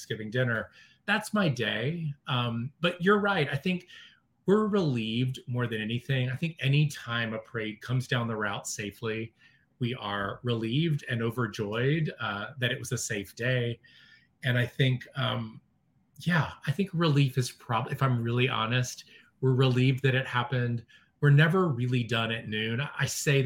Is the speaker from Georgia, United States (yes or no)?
yes; Georgia, United States; now in New York City, United States; I'm from Georgia originally, and I grew up in a smaller town than New York